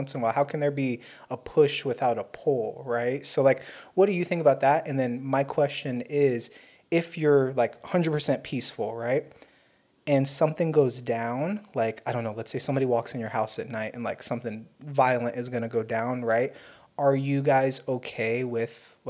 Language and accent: English; Fort Peck Reservation, Montana, United States; I'm Native American from the Fort Peck tribes reservation up in Montana